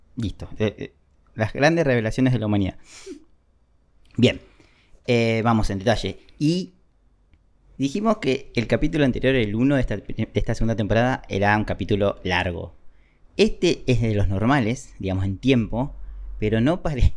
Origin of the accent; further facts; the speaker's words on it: Argentina; yo soy argentino